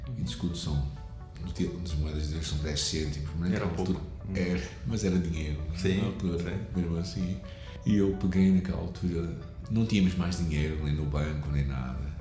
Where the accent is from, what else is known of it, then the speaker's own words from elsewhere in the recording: Porto, Norte, Portugal; also born or lived in Lisbon; eu nasci aqui no Porto e vivi sempre aqui até a altura em que, já jovem, saí até Lisboa durante três anos para estudar a Bíblia. Mas os meus episódios todos de infância foram aqui no Porto